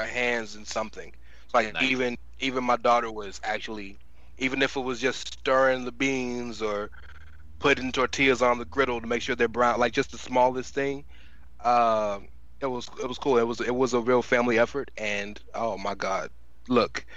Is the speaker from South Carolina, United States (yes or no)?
no; Texas, United States; I'm a Texan